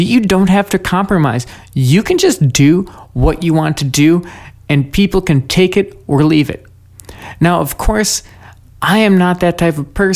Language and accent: English; United States; I'm an American. I was born here